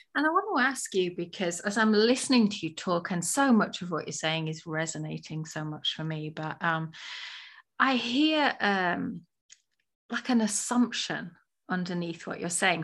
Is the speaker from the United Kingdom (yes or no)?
yes; England, United Kingdom; now in United States; I'm from England